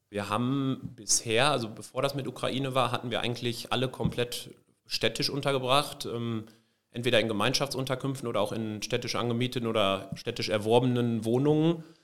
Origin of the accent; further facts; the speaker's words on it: Benolpe, North Rhine-Westphalia, Germany; Ich komme aus dem kleinen Ort Ben Olpe